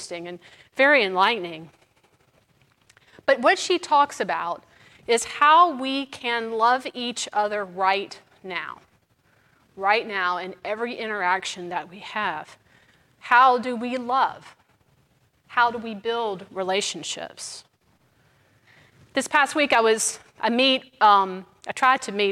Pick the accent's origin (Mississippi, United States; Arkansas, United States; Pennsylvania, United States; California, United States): Mississippi, United States; now in New Orleans, United States; I'm from Mississippi